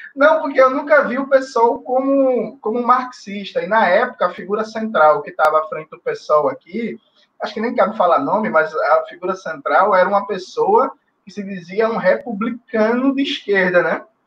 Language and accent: Portuguese; Recife, Pernambuco, Brazil; also born or lived in Jaboatão dos Guararapes / Petrolina; Eu nasci em Jaboatão dos Guararapes, mas vivi minha vida toda em Recife